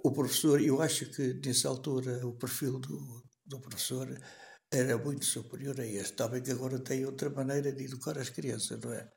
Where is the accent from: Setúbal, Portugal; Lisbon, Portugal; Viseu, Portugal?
Viseu, Portugal; Canas de Senhorim; Nasci em Canas Senhorinho